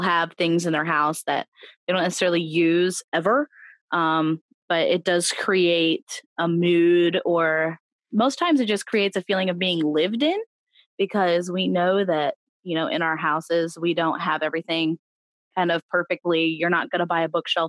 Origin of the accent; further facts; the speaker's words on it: Ohio, United States; I'm from Ohio